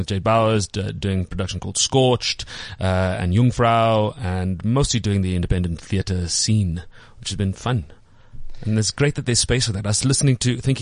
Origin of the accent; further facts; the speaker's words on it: Port Elizabeth, Eastern Cape, South Africa; moved away as an adult; also born or lived in Makhanda, South Africa; now in Johannesburg, South Africa; originally, I'm from Port Elizabeth